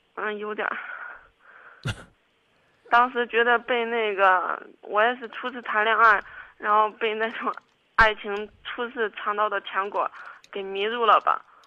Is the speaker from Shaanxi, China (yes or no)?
no; Kaifeng, Henan, China; also born or lived in Zhengzhou; 我家老家开封的，然后我们家人现在就基本上我爸妈都来郑州了